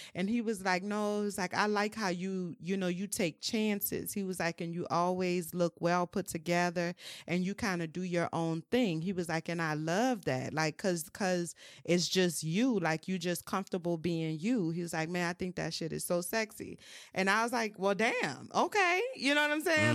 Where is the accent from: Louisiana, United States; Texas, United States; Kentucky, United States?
Louisiana, United States; New Orleans; I'm from New Orleans, um, born and raised.